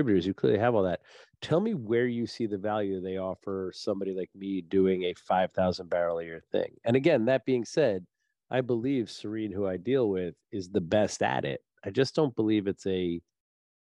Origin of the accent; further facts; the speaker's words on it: New Jersey, United States; I'm from New Jersey